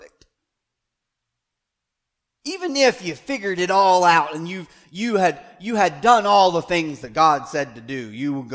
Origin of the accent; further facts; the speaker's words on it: United States; as an American